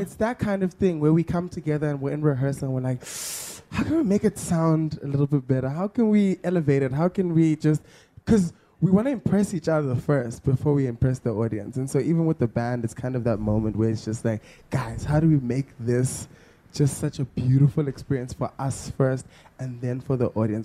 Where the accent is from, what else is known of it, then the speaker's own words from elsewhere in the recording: Johannesburg, Gauteng, South Africa; growing up in Mondio, my friends and I would pretend to have these big concerts